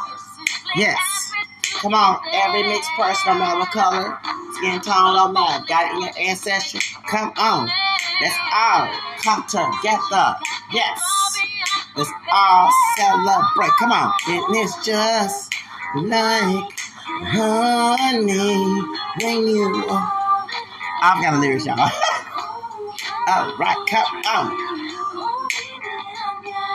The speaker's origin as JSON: {"language": "English", "area": "the South", "region": "Texas", "country": "United States", "said": "I'm from the South"}